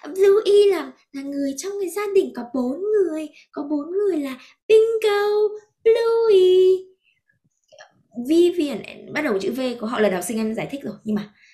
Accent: Vietnam; moved away; em vẫn là người Việt

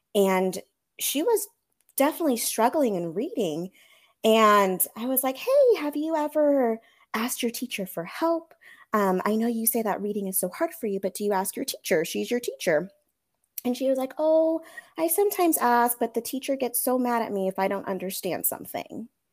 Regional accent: Monterey Bay area, California, United States; moved away as an adult; now in Austin, United States; originally, I'm from California, specifically the Monterey Bay area, so Central Coast

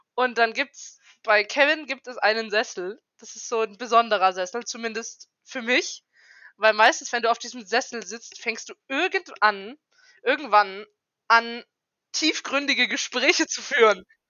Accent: Karlsruhe, Baden-Württemberg, Germany; now in Esslingen, Germany; ich komme ursprünglich aus Karlsruhe und wohne jetzt in Esslingen

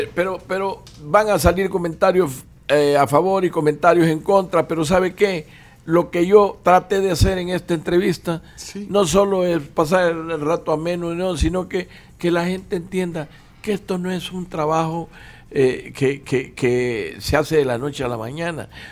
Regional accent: El Salvador; cómo somos los salvadoreños

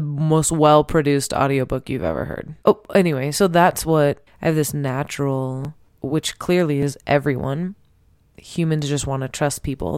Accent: Temecula, California, United States; I'm from Temecula

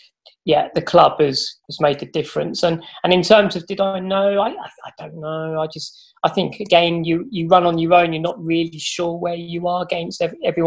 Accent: Fareham, South East England, United Kingdom; I'm from Fareham, live in Fareham

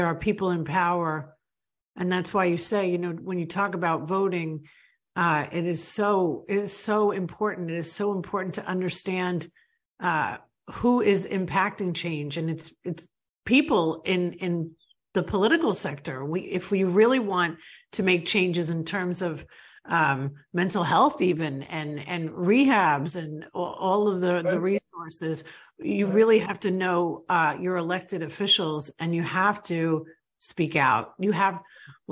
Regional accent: New York, United States; moved away as an adult; now in Florida, United States; I grew up in New York. I grew up in a totally different world than where I live today.

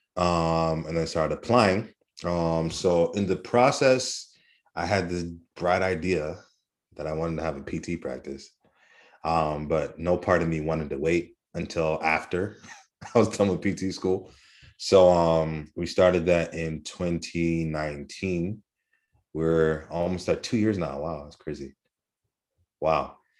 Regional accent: Kenya; I'm Kenyan

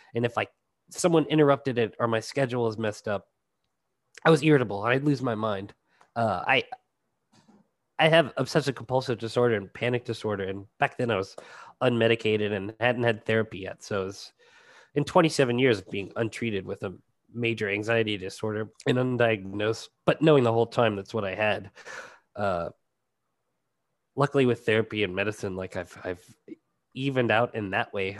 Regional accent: Cajun, Louisiana, United States

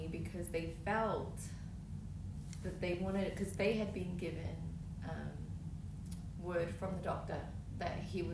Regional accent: Melbourne, Victoria, Australia; moved away; I'm from Melbourne, Australia.

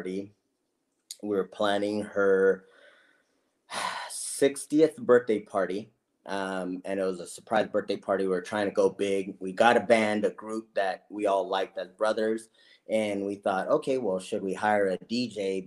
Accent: Los Angeles, California, United States; I was born in Los Angeles, California, born to, you know, I'm the youngest of four kids

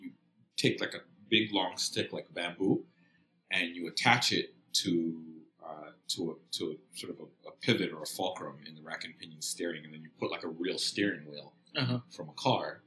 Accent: Kenya; I'm Kenyan, and I grew up in Kenya in the 80s.

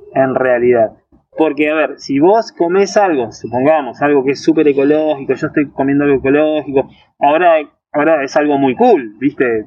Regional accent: Río de la Plata, Patagonia, Argentina; somos sudamericanos, del Río de la Plata, de la Patagonia, nos gusta tomar mate

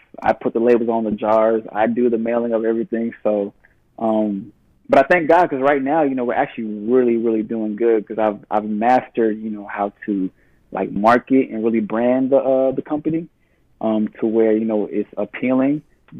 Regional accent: Nigeria; Being Nigerian, you know, like, we automatically have, like, thick, coarse hair.

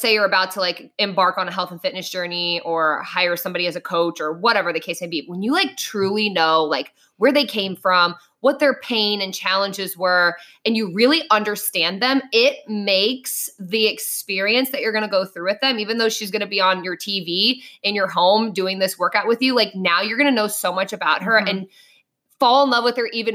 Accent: Ohio, United States; we're from Ohio

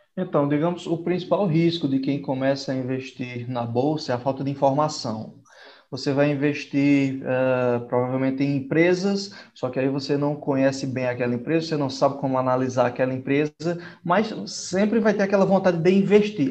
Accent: Northeast Region, Brazil; sou lá do Nordeste

